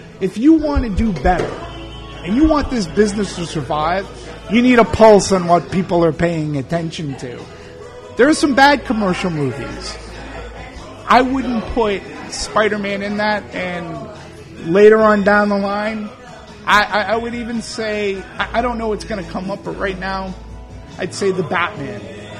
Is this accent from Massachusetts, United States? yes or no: yes; Boston, Massachusetts, United States; I'm from Boston